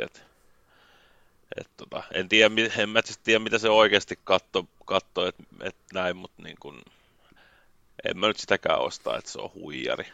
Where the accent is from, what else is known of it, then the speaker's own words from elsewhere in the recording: Finland; mä oon Suomesta